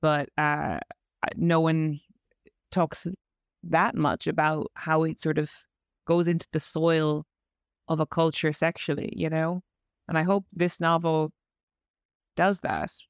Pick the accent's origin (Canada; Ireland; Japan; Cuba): Ireland; accent: Irish; moved away as an adult; also born or lived in London